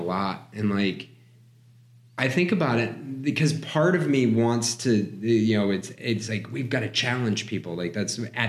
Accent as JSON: {"language": "English", "region": "New Hampshire", "country": "United States", "tie": "born or raised there", "said": "I grew up in New Hampshire."}